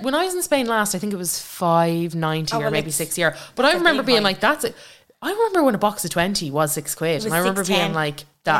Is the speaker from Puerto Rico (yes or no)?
no; Longford, Leinster, Ireland; I'd like to also buy a house in Longford, like, where I grew up.